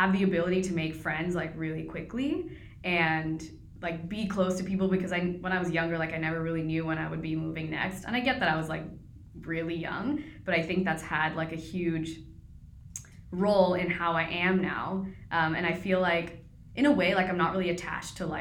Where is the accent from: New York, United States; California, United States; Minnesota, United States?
California, United States; also born or lived in India / Dubai / Italy / New Jersey; I was raised basically in California.